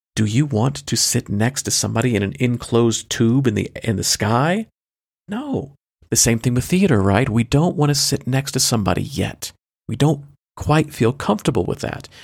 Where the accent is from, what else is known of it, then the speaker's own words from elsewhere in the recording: United States; I am an American